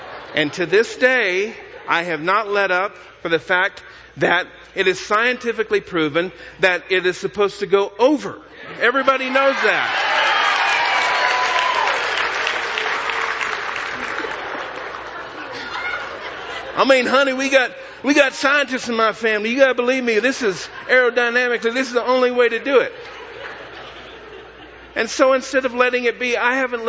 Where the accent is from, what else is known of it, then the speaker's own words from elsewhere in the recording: Texas, United States; I come from Texas.